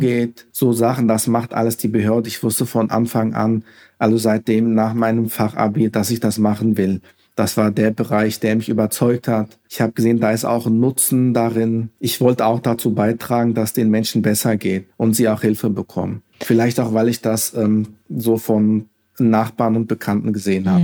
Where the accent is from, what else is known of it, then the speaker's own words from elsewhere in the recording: Hesse, Germany; Mit dem Land Hessen, also das ist meine Heimat. Ich bin hier geboren, aufgewachsen